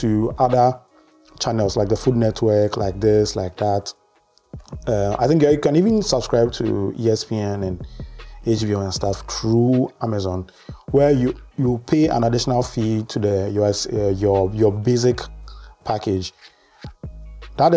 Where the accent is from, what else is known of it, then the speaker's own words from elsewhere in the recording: Ghana; as a Ghanaian